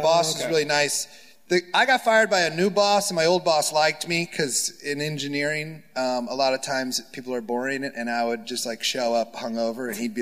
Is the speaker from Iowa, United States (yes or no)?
yes; Iowa, United States; now in Los Angeles, United States; I'm from Iowa